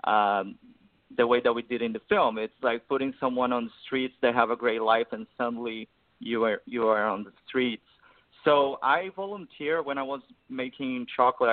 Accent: Brazil; moved away as an adult; now in Los Angeles, United States; I grew up in Brazil. I moved here when I was 28 years old, like 6 years ago.

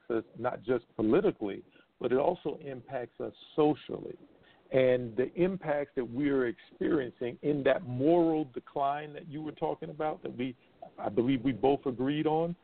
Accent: United States; as an American

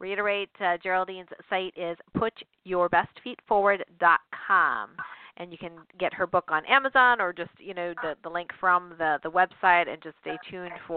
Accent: Oakville, Ontario, Canada; I grew up in Oakville, so Toronto's still pretty strange to me

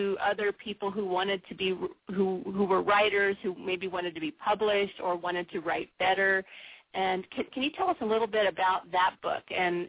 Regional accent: San Diego, California, United States; also born or lived in Pacific Northwest; I was born and raised in San Diego, and so when I transitioned up to the Pacific Northwest

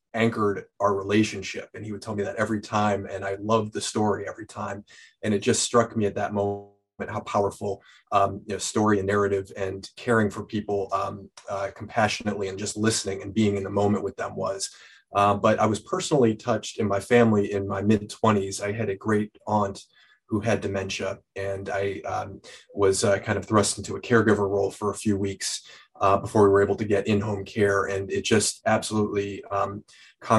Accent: Cleveland, Ohio, United States; when I was in high school growing up in Cleveland

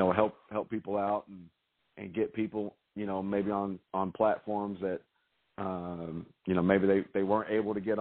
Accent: Louisville, Kentucky, United States; my hometown, and I was able to interview Ice Cube here in Louisville

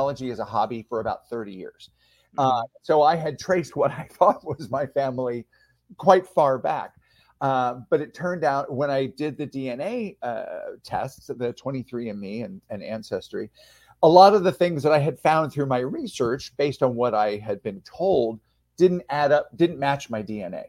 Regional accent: San Diego, California, United States; moved away as an adult; also born or lived in Philadelphia, Pennsylvania / San Francisco, California; now in Spain; I moved to San Diego, California when I was 9. And I spent most of my formative years there and went to college there

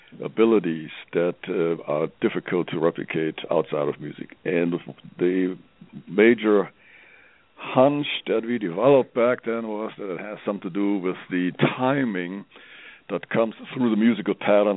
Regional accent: Germany; English is a second language; moved away as an adult; now in Colorado, United States; I'm from Europe, I'm from Germany, you may hear that from my accent.

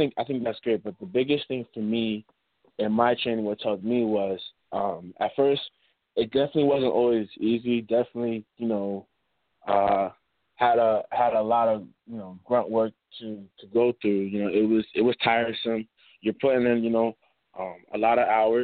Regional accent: Mount Vernon, New York, United States; now in Connecticut, United States; I'm originally from Money Earning Mount Vernon

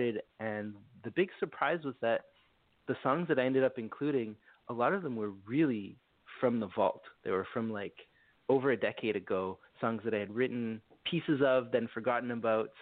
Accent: Montreal, Quebec, Canada; I'm from Montreal, so I speak French

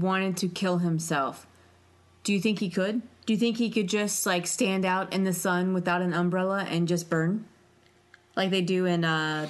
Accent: Cincinnati, Ohio, United States; Okay, I was born in Cincinnati.

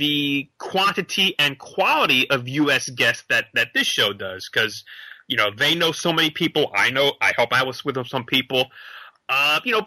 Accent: United States; I'm a Yankee over there

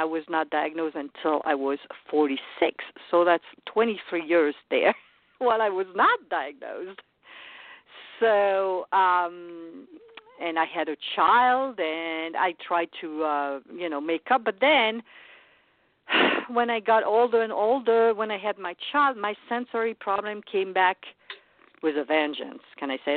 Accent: France; moved away as an adult; now in United States; I was born in France and raised there for the first 23 years

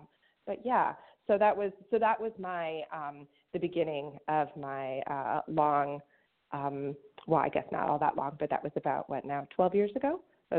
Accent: outside of St. Louis, Missouri, United States; moved away; I grew up outside of St. Louis

